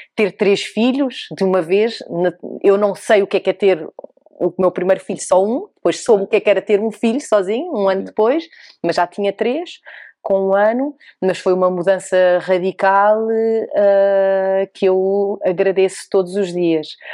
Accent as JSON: {"language": "Portuguese", "town": "Oeiras", "region": "Lisbon", "country": "Portugal", "tie": "born or raised there", "said": "eu nasci em Portugal, em Lisboa, e aqui cresci no Conselho de Oeiras"}